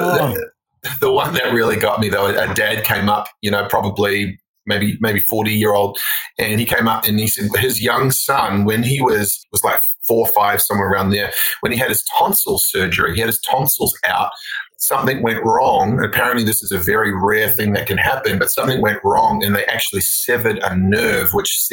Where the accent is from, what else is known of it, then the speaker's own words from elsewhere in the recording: New Zealand; also born or lived in Australia; now in United States; I grew up in New Zealand. So I'm actually like, I'm half New Zealand, half Australian. I've spent half my life in both and now I'm becoming American